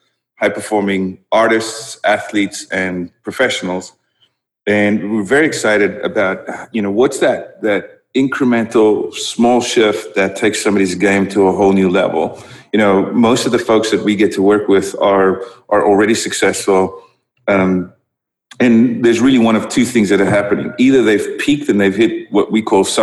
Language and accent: English; South Africa; first language Dutch; English is a second language; moved away as an adult; also born or lived in Netherlands; I grew up in South Africa